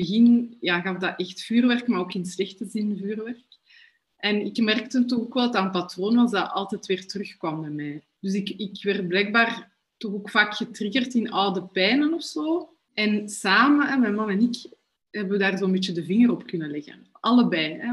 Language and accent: Dutch; Brussels, Brussels-Capital Region, Belgium; ik kom ook echt van Brussel